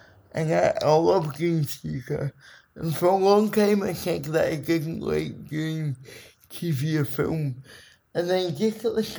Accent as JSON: {"language": "English", "region": "Scotland", "country": "United Kingdom", "said": "it's such a part of my identity being Scotland. Being Scottish"}